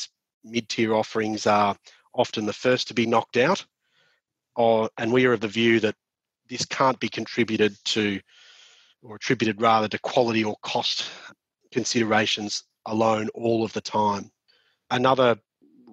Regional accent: Victoria, Australia; my home state of Victoria

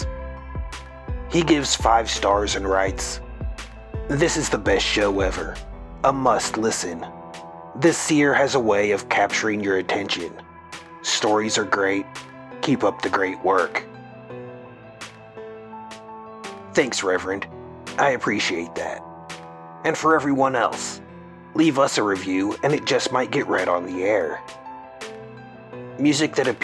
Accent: Missouri, United States; I am from Missouri

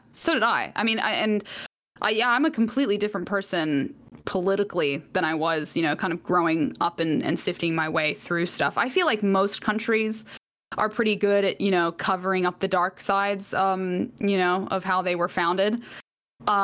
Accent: Atlanta, Georgia, United States; born there; No. So I was born in Atlanta, Georgia.

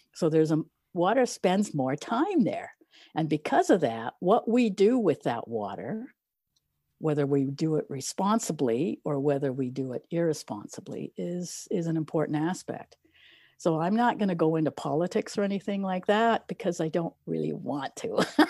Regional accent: Eastern Townships, Quebec, Canada; I grew up in Quebec, Eastern Townships

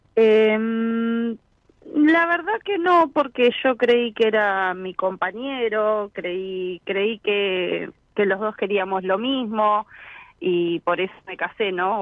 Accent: Florencio Varela, Buenos Aires Province, Argentina; yo soy de acá de zona sur, Florencio Varela.

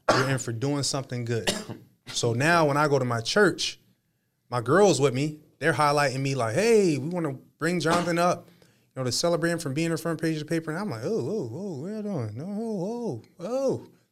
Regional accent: Harrisburg, Pennsylvania, United States; I was born in Harrisburg, Pennsylvania, but my family roots are in North Carolina, right? My mom is from North Carolina

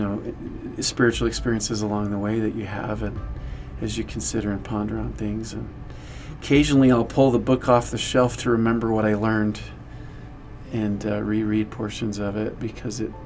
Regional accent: Layton, Utah, United States; I grew up in Layton, Utah

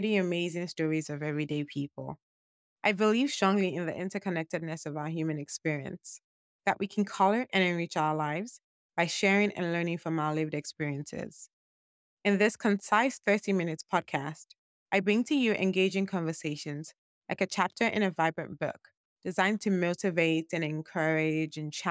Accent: Nigeria; I'm a Nigerian

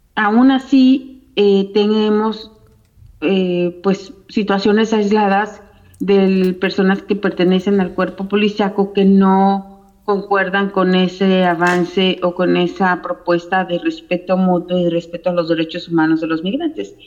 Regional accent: Cuernavaca, Morelos, Mexico; moved away as an adult; now in Georgia, United States; soy originaria de Cuernavaca, Morelos, y tengo ya viviendo en Estados Unidos 22 años

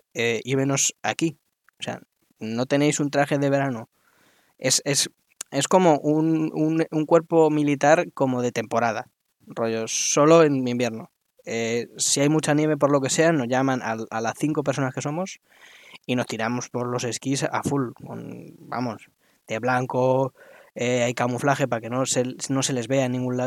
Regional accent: Spain; como español de pro

